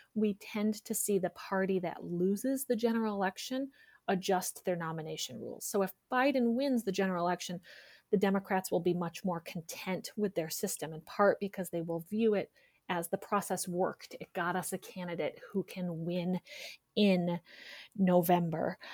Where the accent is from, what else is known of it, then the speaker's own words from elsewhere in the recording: New York, United States; now in Virginia, United States; I grew up in New York State and first registered to vote in New York